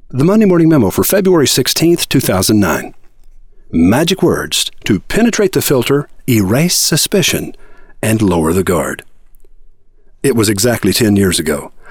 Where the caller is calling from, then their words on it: Austin, Texas, United States; Austin, Texas.